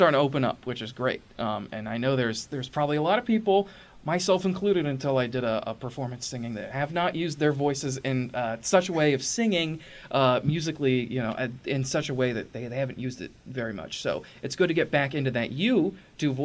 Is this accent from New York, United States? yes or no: no; Springfield, Illinois, United States; also born or lived in Boston; My hometown, birthplace. I mean, I grew up here in Springfield